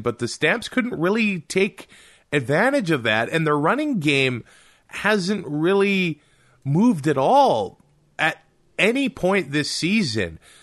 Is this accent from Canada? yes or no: yes; Canada; as a Canadian